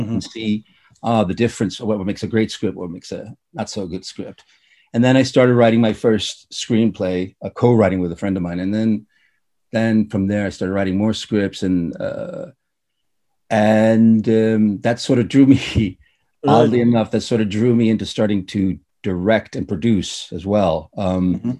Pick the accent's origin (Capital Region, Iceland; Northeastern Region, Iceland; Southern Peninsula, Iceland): Capital Region, Iceland; Reykjavik; also born or lived in United States / Ireland; now in Denmark; born and raised in Reykjavik, Iceland